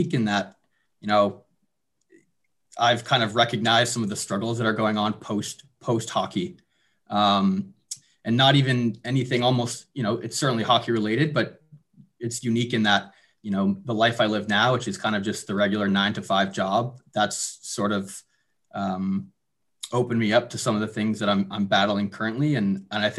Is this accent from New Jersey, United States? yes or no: yes; Madison, New Jersey, United States; I'm originally from New Jersey, Madison, New Jersey, which is in Morris County, kind of up north there